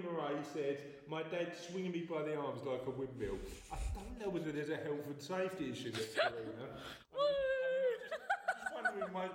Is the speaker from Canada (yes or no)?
no; London, United Kingdom; accent: East End; I can't even do my own accent